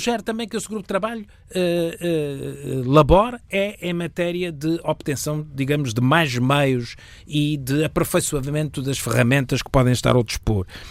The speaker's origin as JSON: {"language": "Portuguese", "country": "Portugal"}